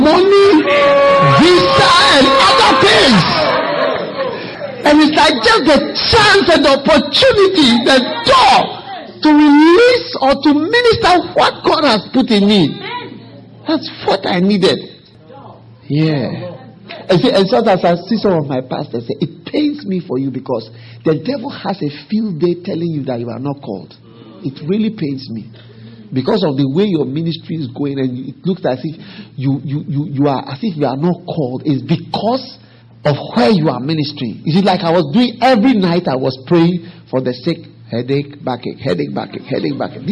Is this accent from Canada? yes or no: no; Ghana; I'm bringing greetings from Ghana